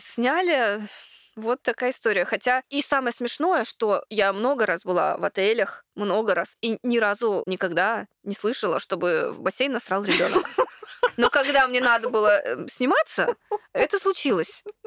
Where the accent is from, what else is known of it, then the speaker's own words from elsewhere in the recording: Khabarovsk, Khabarovsk Krai, Russia; now in Moscow, Russia; когда я еще не переехала в Москву, я с Дальнего Востока, с Хабаровска